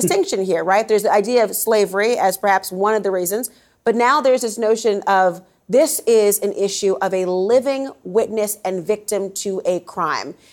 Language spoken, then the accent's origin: English; Minnesota, United States; moved away; Minnesota, which is my hometown